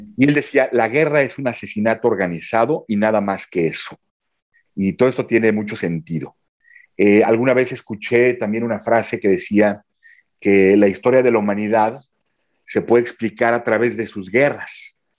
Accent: Mexico; moved away as an adult; also born or lived in Belgium; now in Mons, Belgium; soy mexicano, vivo en Bélgica desde 2009.

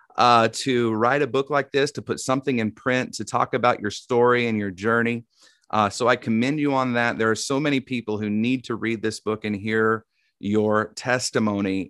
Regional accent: Tennessee, United States; accent: Southern twang; I'm from Tennessee, so I'll just do my Southern twang

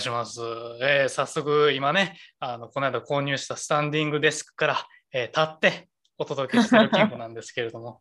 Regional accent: Kansai, Japan; 俺ら関西出身

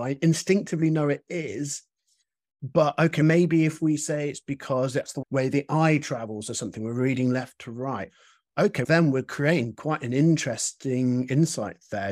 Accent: United Kingdom; as a British person

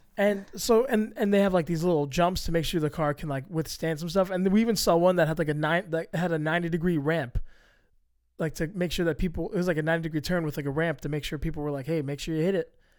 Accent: United States; I'm an American. I'm a Hispanic male

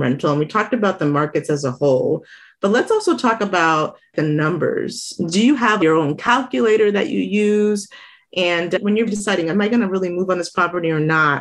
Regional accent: South Florida, United States; now in Tucson, United States; I'm originally from South Florida

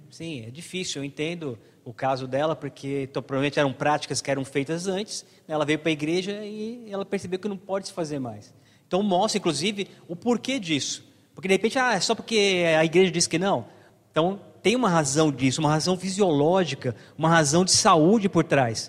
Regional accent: Brazil; nascemos no Brasil

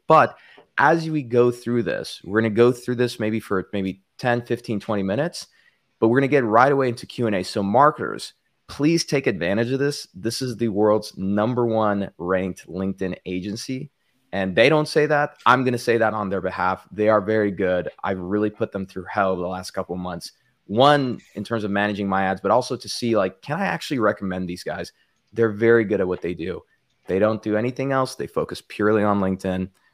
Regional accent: El Paso, Texas, United States; now in Southern California, United States; my hometown of El Paso, Texas

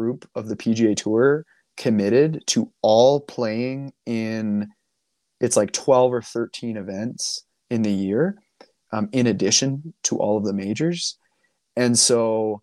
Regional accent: Canada; I'm Canadian

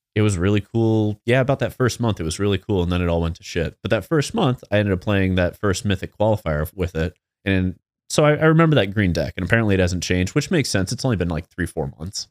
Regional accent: Midwest, United States; we're from the Midwest

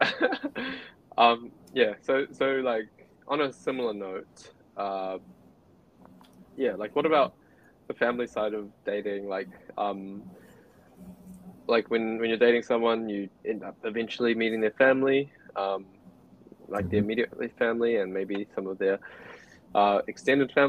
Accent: New Zealand; My girlfriend is Cambodian, whereas I'm Chinese, and we're born and raised in New Zealand

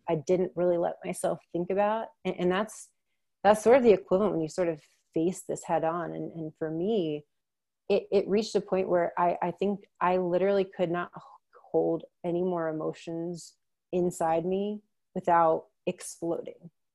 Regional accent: Maryland, United States; I'm from Maryland

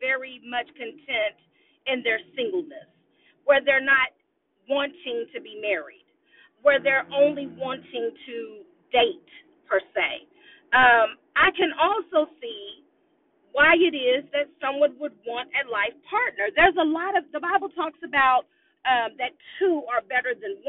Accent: Austin, Texas, United States; I'm an Austinite. I was born and raised in Austin, Texas

